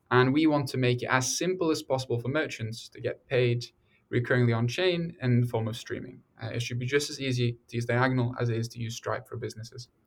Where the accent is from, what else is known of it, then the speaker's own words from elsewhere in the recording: Norway; moved away as an adult; also born or lived in England; now in United States; I grew up in Norway and England largely before moving to America for university